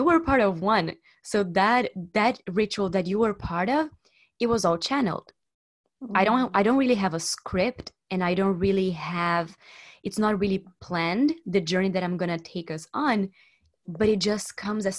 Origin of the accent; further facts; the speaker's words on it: Brazil; now in Barcelona, Spain; I'm from Brazil. I'm living in Barcelona